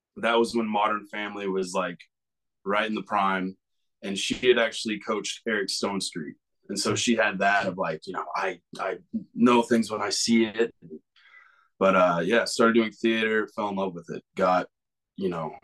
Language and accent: English; Kansas, United States; born or raised there